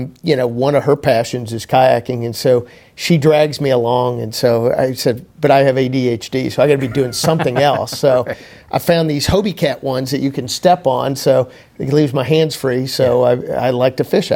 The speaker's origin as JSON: {"language": "English", "town": "Weatherford", "region": "Texas", "country": "United States", "tie": "born or raised there", "also_born_or_lived": "Tulsa, Oklahoma", "said": "I was born and raised in Weatherford."}